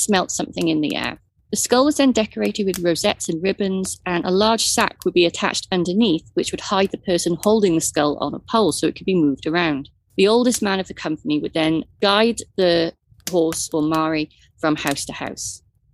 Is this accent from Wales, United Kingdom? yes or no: yes; Wales, United Kingdom; You're looking at me as the Welsh person in the group